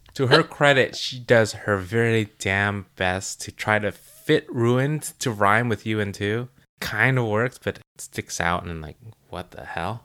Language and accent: English; United States; we're American